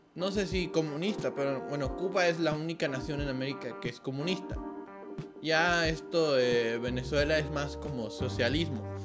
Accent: Mexico; para nosotros, como mexicanos

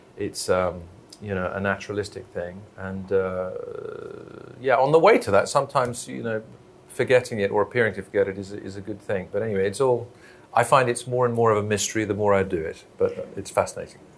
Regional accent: Belfast, Northern Ireland, United Kingdom; moved away; also born or lived in London; back in my hometown of Belfast

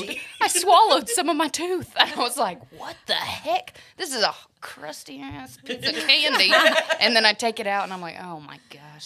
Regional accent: Texas, United States; Deep in the heart of Texas. That's us.

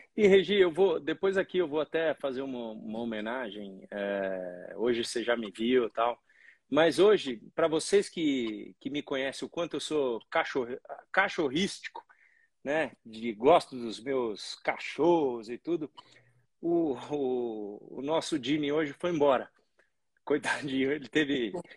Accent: Brazil; nós brasileiros somos muito brasileiros

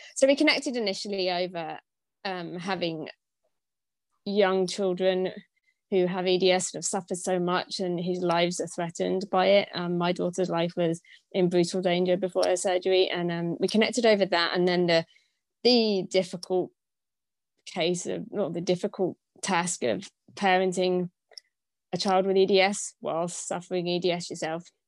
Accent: United Kingdom; moved away as an adult; I'm originally from Britain, um, but I haven't actually lived in the UK for the last 15 years

